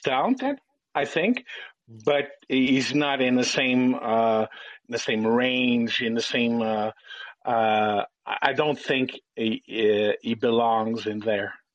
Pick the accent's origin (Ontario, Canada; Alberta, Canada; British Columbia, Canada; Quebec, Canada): Quebec, Canada; I'm a Canadian. I'm a Quebecois.